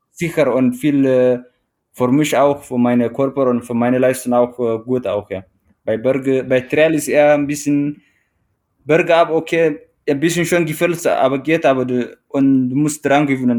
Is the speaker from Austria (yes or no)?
no; Eritrea; German is a second language; moved away as an adult; also born or lived in Teisendorf, Bavaria, Germany; now in Traunstein, Germany